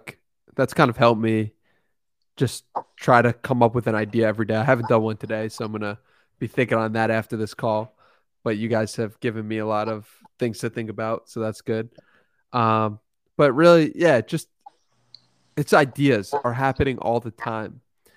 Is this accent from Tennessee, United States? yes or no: no; Long Island, New York, United States; But no, I'm actually from New York, Long Island.